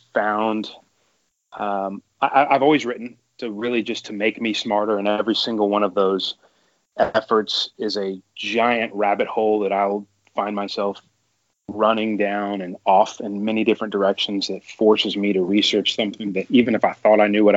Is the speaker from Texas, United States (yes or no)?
yes; Texas, United States; I'm from Texas